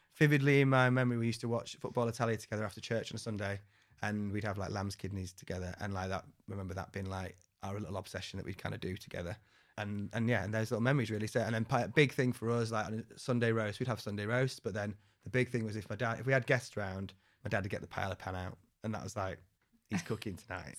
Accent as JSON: {"language": "English", "town": "Wakefield", "region": "Yorkshire and the Humber", "country": "United Kingdom", "tie": "born or raised there", "said": "I grew up in Wakefield"}